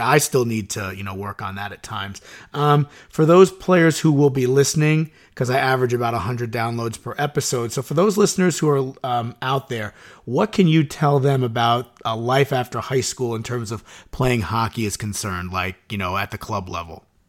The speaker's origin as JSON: {"language": "English", "town": "Suffern", "region": "New York", "country": "United States", "tie": "born or raised there", "said": "I grew up in Suffern and I work in Suffern"}